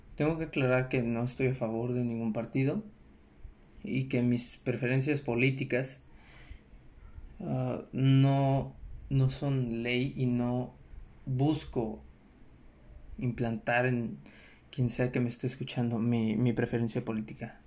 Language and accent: Spanish; Mexico; es nuestro deber como mexicanos